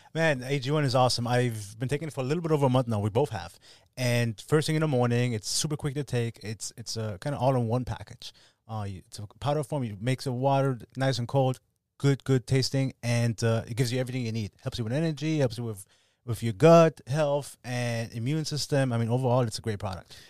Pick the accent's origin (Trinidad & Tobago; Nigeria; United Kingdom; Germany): Germany; moved away; I'm from Germany